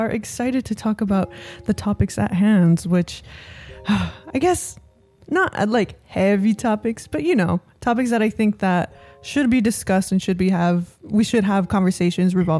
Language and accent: English; San Jose, California, United States; moved away as an adult; now in Los Angeles, United States; where I grew up in San Jose